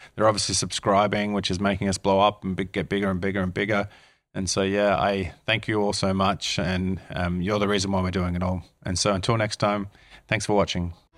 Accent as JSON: {"language": "English", "country": "Australia", "tie": "born or raised there", "moved": "as an adult", "lives_now": "New Zealand", "said": "as an Aussie who grew up in Australia"}